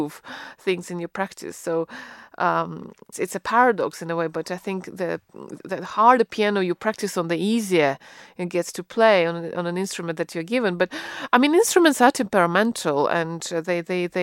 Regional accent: Russia; moved away as an adult; now in United Kingdom; where I grew up in Russia

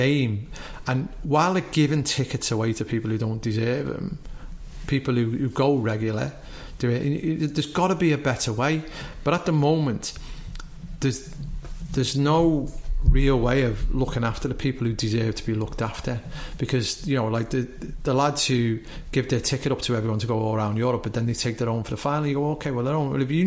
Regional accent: Isle of Man; we come from the Isle of Man

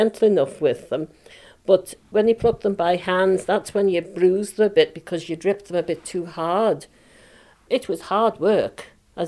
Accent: Isle of Man; I was born in Lazare a long time ago. I was born at Glentrammon.

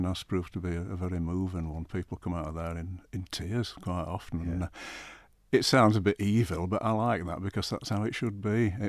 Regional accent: Yorkshire and the Humber, United Kingdom; moved away as an adult; now in Isle of Man; I'm a Yorkshire lad by birth. Yeah. Ancestors going back to about 1700 in my local village.

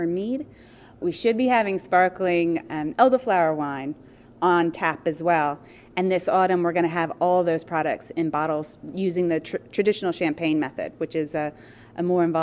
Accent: East Coast of the U.S., United States; moved away as an adult; also born or lived in Colorado; now in Isle of Man; I'm from the U.S. originally. I grew up on the East Coast, but we moved here 6 years ago from Colorado

